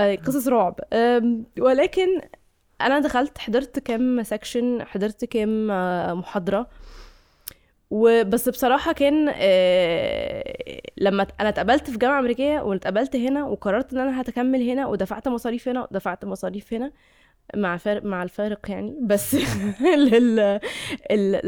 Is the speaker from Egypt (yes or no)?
yes; Egypt